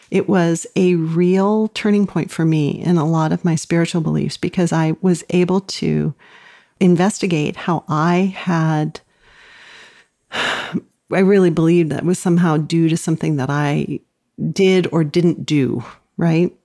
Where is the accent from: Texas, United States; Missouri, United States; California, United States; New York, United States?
California, United States; Los Angeles; I grew up in Los Angeles